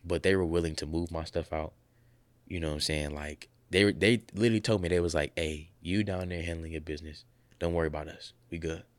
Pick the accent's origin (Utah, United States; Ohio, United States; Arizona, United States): Ohio, United States; Columbus; moved away as an adult; I'm from Columbus, Ohio